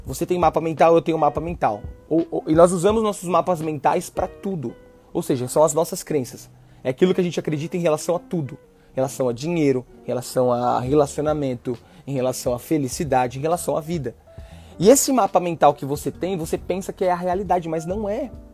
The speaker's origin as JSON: {"language": "Portuguese", "region": "São Paulo", "country": "Brazil", "tie": "born or raised there", "also_born_or_lived": "Northeast Brazil / Australia", "moved": "as an adult", "said": "na quebrada lá, Itaim tá Paulista, onde eu cresci"}